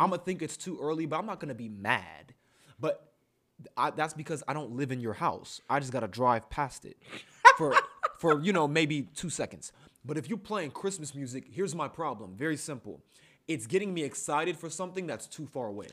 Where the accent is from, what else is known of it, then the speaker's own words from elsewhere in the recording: Columbus, Ohio, United States; As black men born and raised in Columbus, Ohio